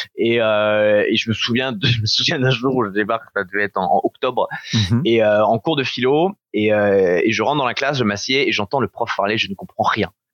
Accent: Dunkirk, Hauts-de-France, France; J'ai grandi à Dunkerque avec les parents

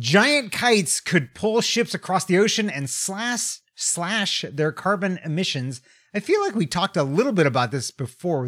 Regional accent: United States; also born or lived in Tokyo, Japan; as an American

